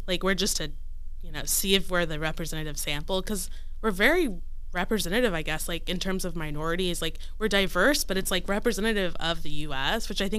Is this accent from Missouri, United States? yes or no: no; Wichita, Kansas, United States; moved away as an adult; also born or lived in Austin, Texas; I'm from Wichita, but I lived in Austin, Texas. I moved there.